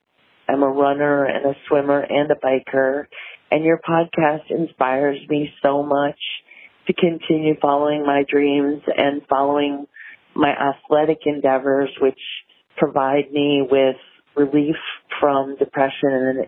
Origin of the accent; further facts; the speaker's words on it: New York City, New York, United States; I'm in my mid-50s. I'm 55. I grew up in New York City and in the 70s and 80s and was a runner from the time I was 8 on.